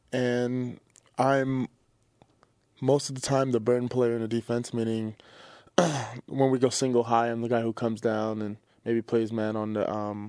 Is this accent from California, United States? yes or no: no; New York City, New York, United States; moved away; Yeah, I'm from Brooklyn.